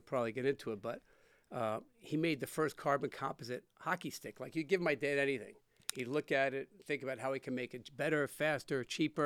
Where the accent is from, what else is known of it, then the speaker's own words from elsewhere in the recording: New York City, New York, United States; I grew up in New York. And we grew up in a town. It was in Rego Park, Queens